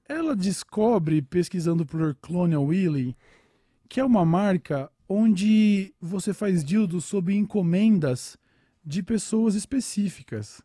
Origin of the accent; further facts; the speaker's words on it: São Paulo, Brazil; eu sou de São Paulo